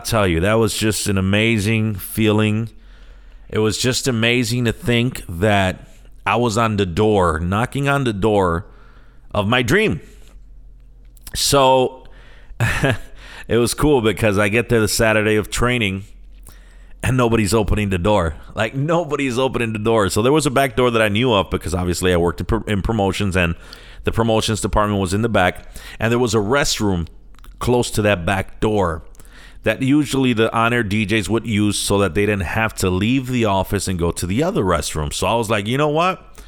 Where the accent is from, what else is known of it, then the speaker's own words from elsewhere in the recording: Chicago, Illinois, United States; also born or lived in San Sebastián, Puerto Rico; I'm born and raised in Chicago